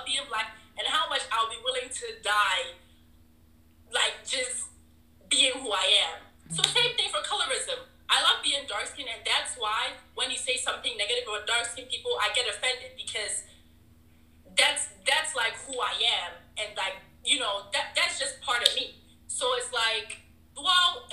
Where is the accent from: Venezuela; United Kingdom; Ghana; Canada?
Ghana; now in United States; being a Ghanaian